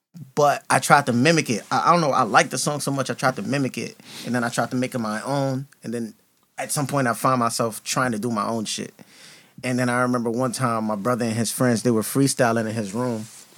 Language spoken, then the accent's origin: English; Brooklyn, New York, United States; also born or lived in Queens; I was born in Brooklyn, I went to school in Brooklyn, but it's like, I'm not a Brooklyn nigga.